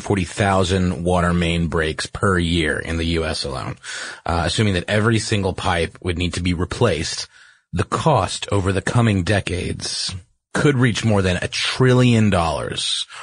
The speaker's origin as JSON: {"language": "English", "town": "Augusta", "region": "Georgia", "country": "United States", "tie": "born or raised there", "said": "Yeah, actually, in my hometown in Augusta, Georgia, and North Augusta, which is on the border of Georgia and South Carolina, but it's like right over the bridge."}